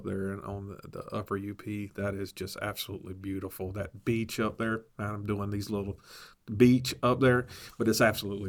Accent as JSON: {"language": "English", "region": "South Georgia", "country": "United States", "said": "I'm originally from South Georgia"}